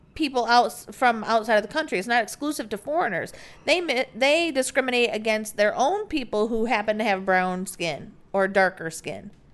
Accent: United States; moved away; we're Americans

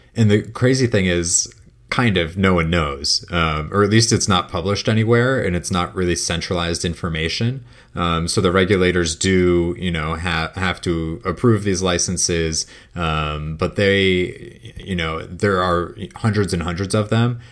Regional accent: Connecticut, United States; my home state of Connecticut

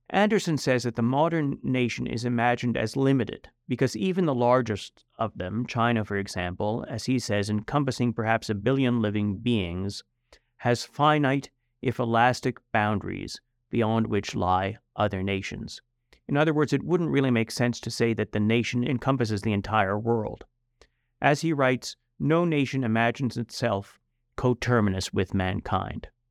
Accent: Canada; now in United States; I was born in Canada, but I'm a U.S. citizen. I became a U.S. citizen about 20 years ago after my kids were born.

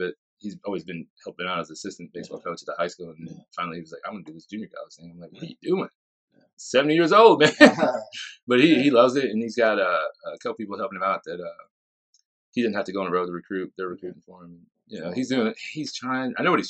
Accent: Shawnee, United States; I'm actually from Shawnee.

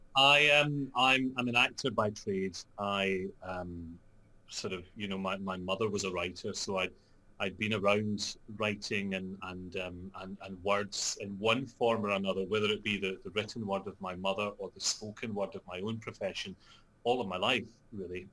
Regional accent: Scotland, United Kingdom; also born or lived in London; I'm Scottish

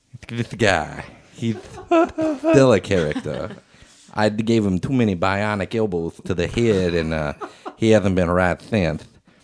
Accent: Texas, United States; I'm the son of a plumber. I grew up in Texas.

